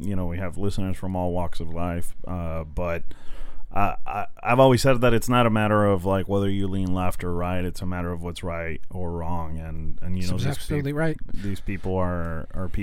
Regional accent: Mexico; now in United States; technically, I guess, an immigrant, I was born in Mexico

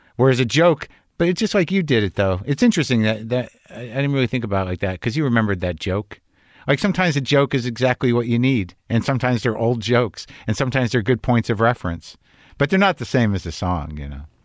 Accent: Albuquerque, New Mexico, United States; moved away; also born or lived in Lower East Side, New York; my parents were from Jersey, but I grew up in New Mexico

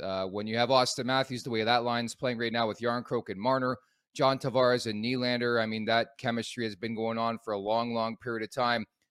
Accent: Oakville, Ontario, Canada; also born or lived in Montreal, Quebec; I'm actually born in Montreal, raised in Oakville, Ontario. At the age of five, I moved to Oakville from Montreal

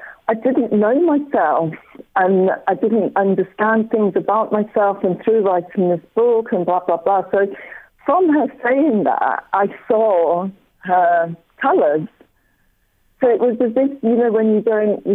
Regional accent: Scotland, United Kingdom; I'm Scottish as well

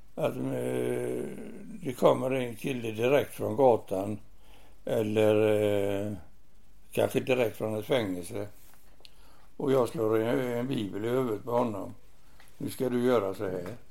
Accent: Gothenburg, Västra Götaland, Sweden; i Göteborg, i Masturgöts, Masturgöts församling

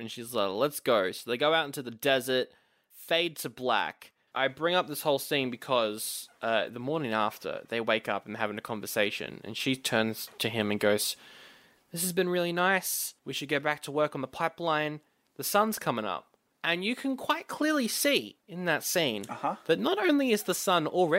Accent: Australia

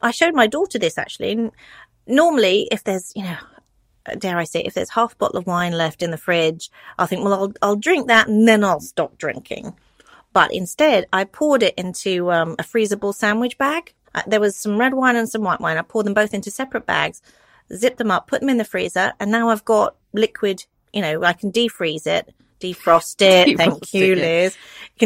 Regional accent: United Kingdom; I'm British

